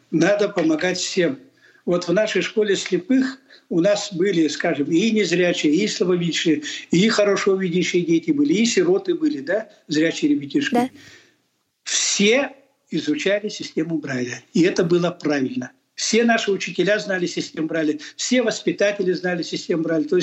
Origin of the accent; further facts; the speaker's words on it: Sakha Republic, Russia; Естественно, я ведь якут.